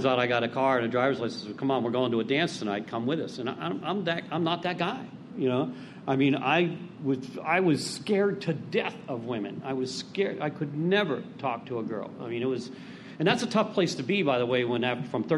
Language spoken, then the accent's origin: English; Pittsburgh, Pennsylvania, United States; I'm from Pittsburgh originally